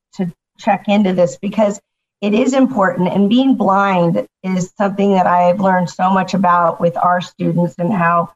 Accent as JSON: {"language": "English", "town": "Santa Barbara", "region": "California", "country": "United States", "tie": "born or raised there", "said": "I grew up in Santa Barbara"}